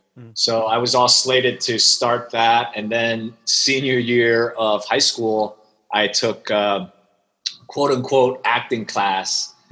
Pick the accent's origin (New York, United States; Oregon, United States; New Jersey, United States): New York, United States; English is a second language; also born or lived in Shanghai, China; I actually spent my first 8 years in Shanghai. Okay. And moved to Queens when I was just a few days shy of eight, and had to learn English. And then it's been growing up in New York since then.